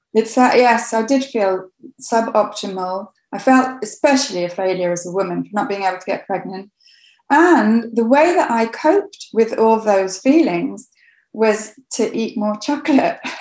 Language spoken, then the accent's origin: English; Coventry, West Midlands, United Kingdom; I grew up in Coventry in England